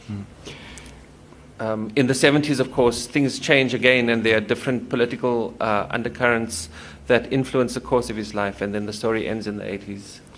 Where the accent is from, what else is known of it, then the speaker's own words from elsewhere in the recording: Cape Town, Western Cape, South Africa; also born or lived in United States; now in Stellenbosch, South Africa; I was born in Cape Town um in the city actually